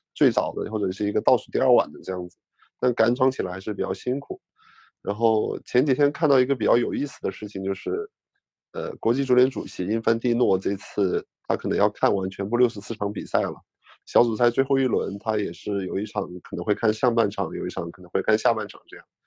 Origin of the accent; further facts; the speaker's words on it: China; 我说我是中国人